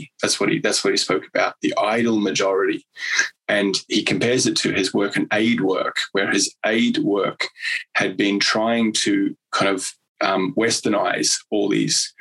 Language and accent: English; New Zealand; I'm a Kiwi